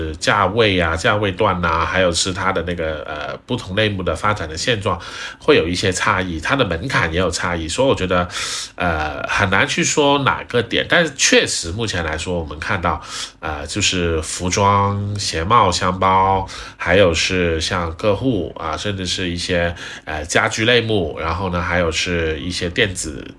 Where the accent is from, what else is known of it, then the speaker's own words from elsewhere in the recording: China; 我们中国人是很厉害的，我们中国人很勤劳。